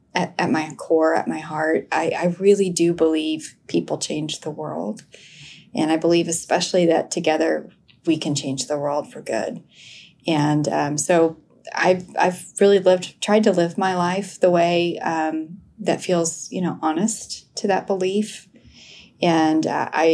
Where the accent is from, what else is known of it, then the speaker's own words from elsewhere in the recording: Tulsa, Oklahoma, United States; moved away as an adult; also born or lived in Stillwater, Oklahoma; now in Fort Worth, United States; I grew up in Tulsa, Oklahoma and had an amazing educational experience